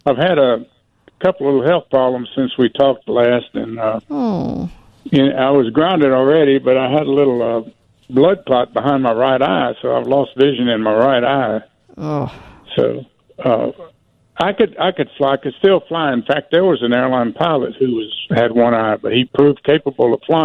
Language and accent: English; Orange, Texas, United States; where I grew up in Orange, Texas